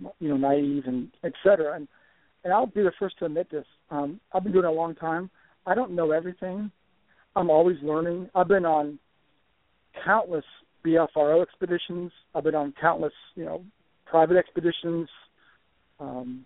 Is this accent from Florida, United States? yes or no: yes; Florida, United States; moved away as an adult; now in Kentucky, United States; growing up in Florida, down there in the swamps